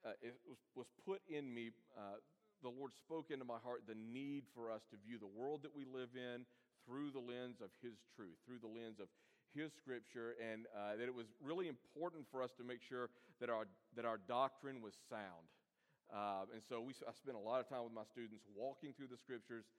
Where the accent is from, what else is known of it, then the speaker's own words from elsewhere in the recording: Birmingham, Alabama, United States; moved away as an adult; also born or lived in Atlanta, Georgia; I'm from Birmingham, so this is coming back home for me